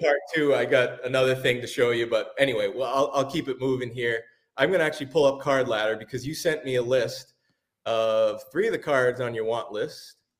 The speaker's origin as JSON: {"language": "English", "area": "Cape Cod", "region": "Massachusetts", "country": "United States", "tie": "born or raised there", "said": "I grew up in Massachusetts"}